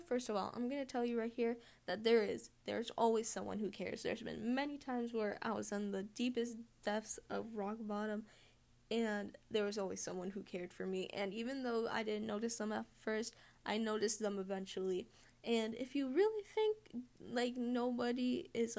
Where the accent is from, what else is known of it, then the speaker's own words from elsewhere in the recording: Massachusetts, United States; I'm from North America, specifically the USA, specifically Massachusetts